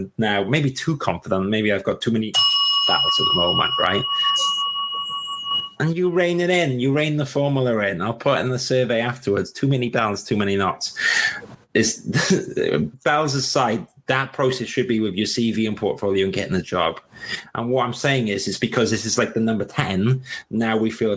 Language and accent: English; Wales, United Kingdom; accent: Welsh; I've got my Welsh accent